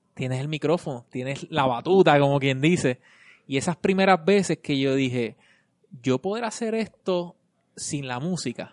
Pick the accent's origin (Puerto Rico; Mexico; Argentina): Puerto Rico; Vega Baja; now in San Juan metro area, Puerto Rico; yo soy de Vega Baja. Y cuando me tocaba venir para acá, ahora no, ahora vivo acá